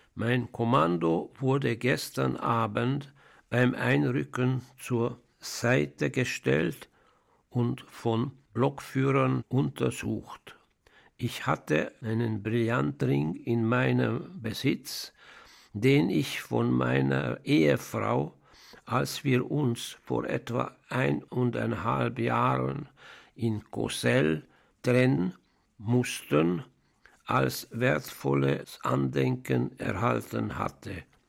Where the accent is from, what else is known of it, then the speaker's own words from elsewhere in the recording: Budapest, Hungary; now in Switzerland; Ich bin in Ungarn, in Budapest, geboren